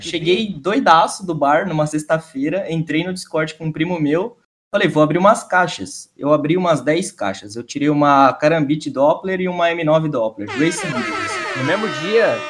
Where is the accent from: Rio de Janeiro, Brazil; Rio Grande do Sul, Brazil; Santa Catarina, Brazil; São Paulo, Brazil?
Santa Catarina, Brazil; sou de Santa Catarina